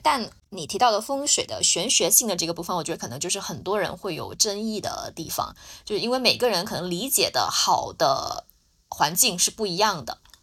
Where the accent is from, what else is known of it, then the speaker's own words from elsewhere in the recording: Guangdong, China; 我是潮汕人